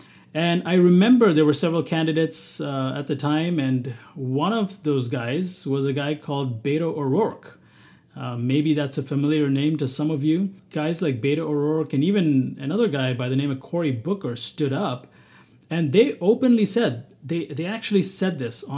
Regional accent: Bahrain; also born or lived in South India, India; You know, as a person of Indian origin, I was born and raised in the Middle East. Now, thankfully, both Bahrain, the country that I was born in, and South India, where I lived, there was not a lot of persecution.

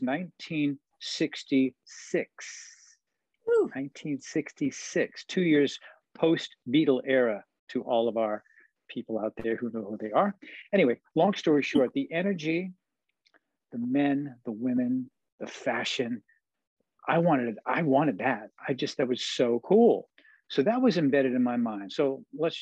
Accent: New York, United States; moved away; also born or lived in Long Island; as a young kid growing up in New York, Manhattan and Queens, and then moving to Long Island

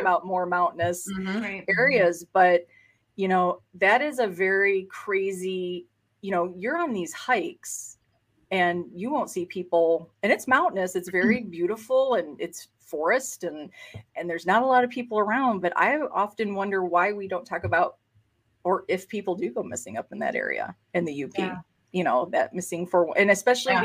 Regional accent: Michigan, United States; I was born in Michigan

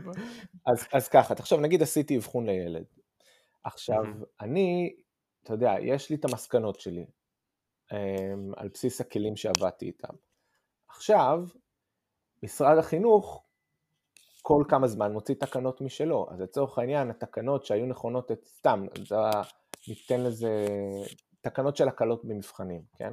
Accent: Tel Aviv, Tel Aviv District, Israel; moved away as an adult; also born or lived in Ramat Gan; now in London, United Kingdom; בעיקרון מכיתה ז' אנחנו בתל אביב

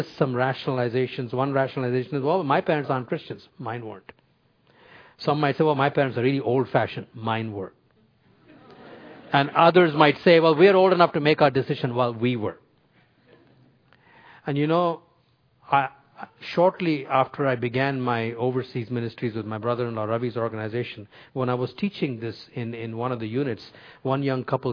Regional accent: India; moved away; when I was growing up in India

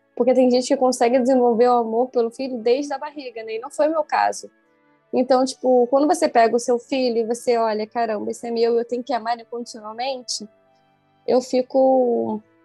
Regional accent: Niterói, Rio de Janeiro, Brazil; Eu sou de Niterói, tem que atravessar a ponte

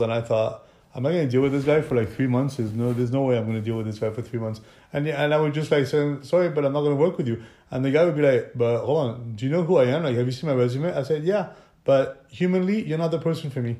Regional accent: France; now in Monaco; I'm French. I was born in France

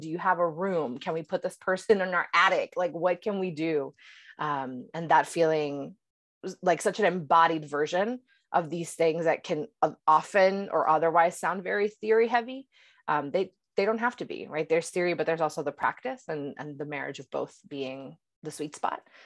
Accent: Puerto Rico; also born or lived in upstate New York; now in Boston, United States; I was raised in Puerto Rico

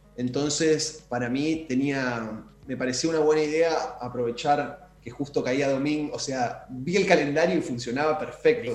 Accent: Chaco, Argentina; yo soy de Chaco

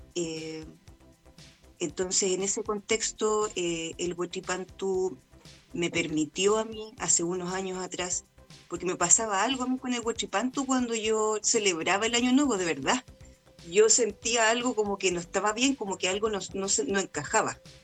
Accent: Chile; nosotros como chilenos acá

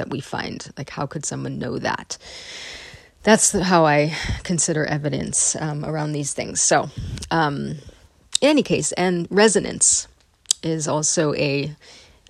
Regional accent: Northern California, United States; I grew up in Northern California, in sort of the hotbed of New Age culture.

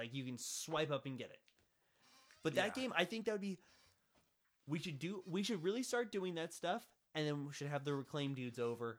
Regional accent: St. Louis, Missouri, United States; from St. Louis.

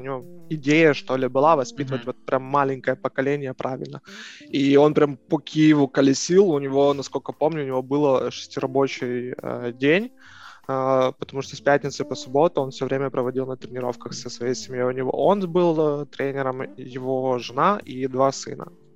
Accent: Kyiv, Ukraine; родился я в Киеве, а, на Отрадном, прожил там всю свою жизнь

